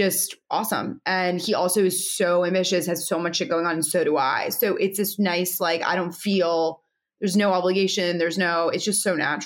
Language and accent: English; New York, United States; I grew up in New York.